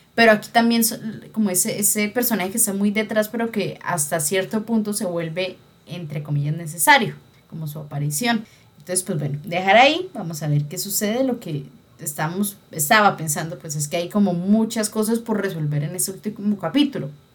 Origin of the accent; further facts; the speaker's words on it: Colombia; uno criado en una sociedad machista como la colombiana